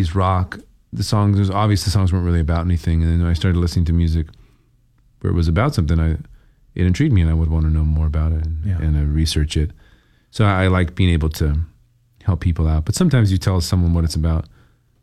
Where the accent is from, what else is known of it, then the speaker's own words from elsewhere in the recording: California, United States; moved away as an adult; now in Portland, United States; I'm from California originally.